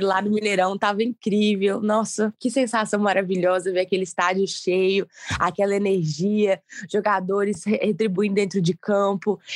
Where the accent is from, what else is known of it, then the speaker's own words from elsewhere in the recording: Ipatinga, Minas Gerais, Brazil; eu sou de Patinga